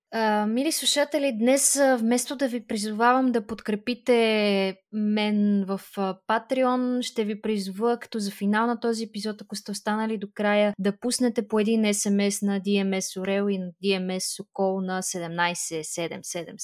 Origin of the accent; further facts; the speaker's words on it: Bulgaria; сме заобиколени като българи от а, прекрасна природа